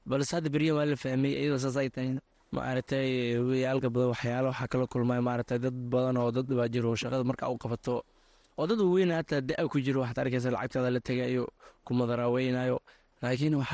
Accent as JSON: {"language": "Somali", "country": "Somalia", "tie": "born or raised there", "also_born_or_lived": "refugee camp (location unclear)", "moved": "yes", "said": "waxaan ku dhashay soomaaliya meel baydhool aan ku dhashay kadibna maarata qaxooti waxaan imaada labada kun iyo toban"}